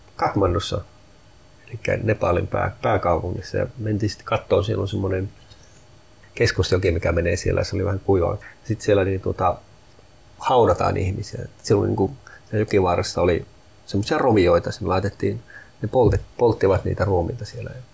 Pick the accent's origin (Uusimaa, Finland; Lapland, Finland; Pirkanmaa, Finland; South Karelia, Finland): Lapland, Finland; Sami; minä olen suomalainen ja minä olen saamelainen, molempia